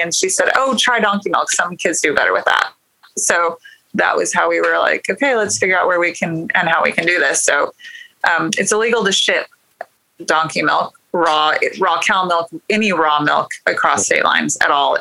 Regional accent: Kansas, United States; moved away as an adult; now in Oklahoma, United States; actually Kansas on a wheat farm in Kansas. So I grew up in farming

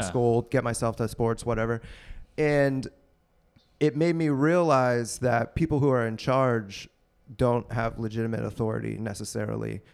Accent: Pittsburgh, Pennsylvania, United States; moved away; also born or lived in Maryland; I'm from Pittsburgh

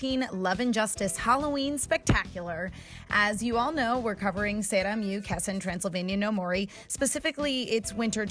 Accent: Australia; accent: Australian; my Australian accent

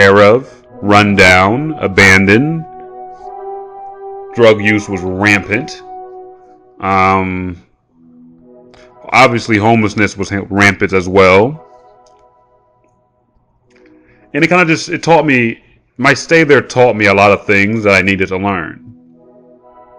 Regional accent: Ohio, United States; also born or lived in San Francisco; I'm from Ohio

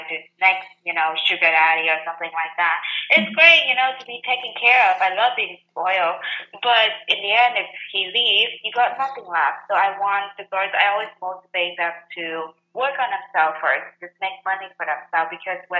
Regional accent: Vietnam; English is a second language; moved away as an adult; now in United States; I came from Vietnam

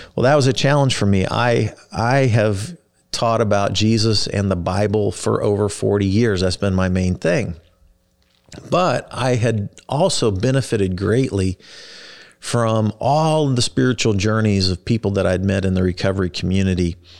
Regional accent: Kansas City, United States; also born or lived in Wichita, Kansas / Texas; I was born in Wichita, Kansas, grew up in Kansas City.

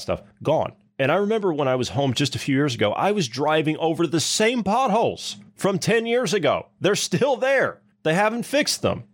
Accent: Ohio, United States; moved away; my hometown ten years ago, I mean, Ohio

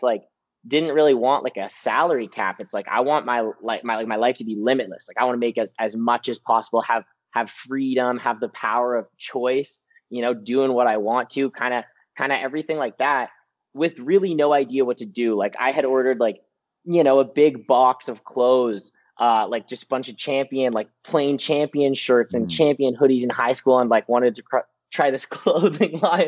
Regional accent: Peterborough, Ontario, Canada; now in London, Canada; I'm from Peterborough, and basically grew up there my whole entire life.

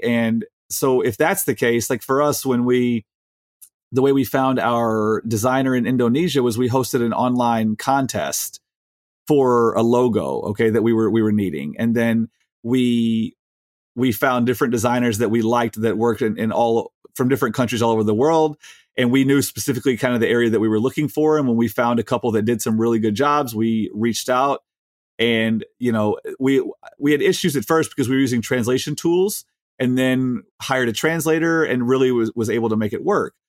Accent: Chicago, Illinois, United States; we're from Chicago

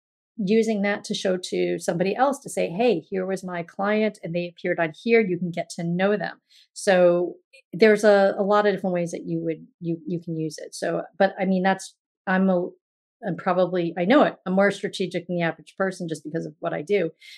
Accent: New Jersey, United States; met in my hometown in New Jersey, the town that he lives in and the town that I'm from

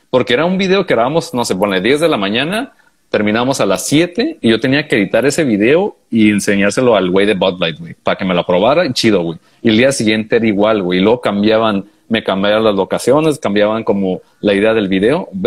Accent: Honduras; de Honduras, pues, güey, yo soy de Honduras.

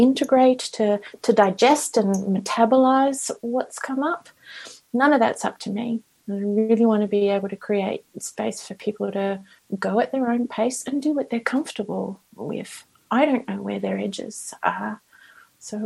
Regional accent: Australia; now in Vancouver, Canada; I'm Australian.

